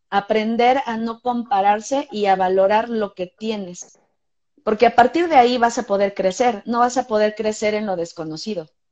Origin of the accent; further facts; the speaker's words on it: Mexico; Estamos haciendo ballet en México